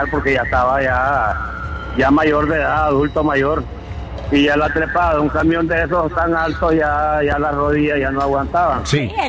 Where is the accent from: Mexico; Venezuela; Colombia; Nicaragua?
Nicaragua; León; born there; El 23 de abril de 1942 este, este, individuo nació en la ciudad de Coyolar, en, el barrio Coyolar, en la ciudad de León.